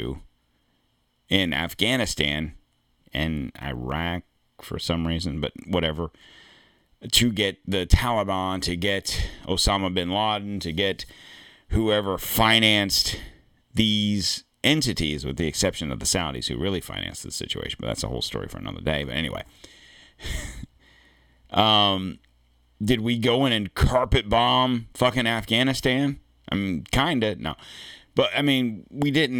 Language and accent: English; United States; I'm an American